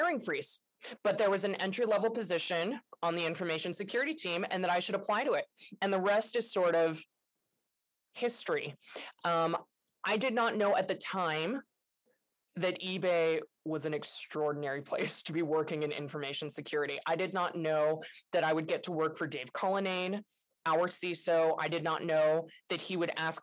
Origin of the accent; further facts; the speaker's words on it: San Francisco, California, United States; moved away as an adult; now in Pacific Northwest, United States; I grew up in San Francisco and I was like the San Francisco kid.